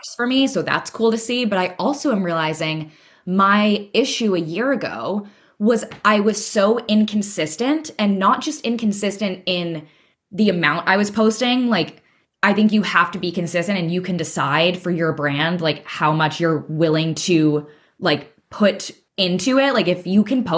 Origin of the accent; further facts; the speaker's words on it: United States; now in Murano, Italy; I'm an American living in Italy